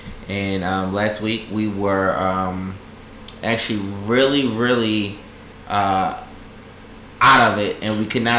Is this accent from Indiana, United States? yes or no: no; Baltimore, Maryland, United States; I'm from Baltimore, he's from the north.